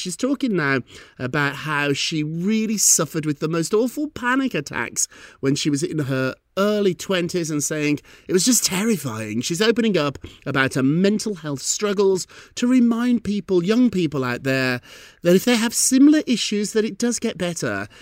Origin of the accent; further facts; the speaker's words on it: United Kingdom; moved away; when I was a little boy growing up in Britain